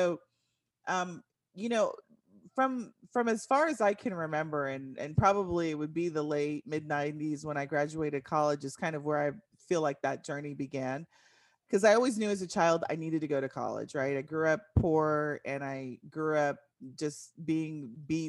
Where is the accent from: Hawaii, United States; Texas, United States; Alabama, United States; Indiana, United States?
Texas, United States; San Antonio; moved away as an adult; now in Dallas-Fort Worth, United States; I am from San Antonio, Texas, moved to the Dallas-Fort Worth area after I graduated school in 1995